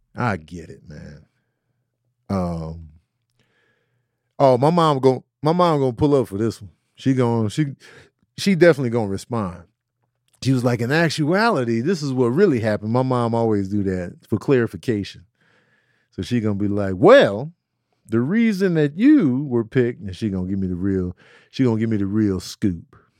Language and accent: English; Chicago, Illinois, United States; growing up in Chicago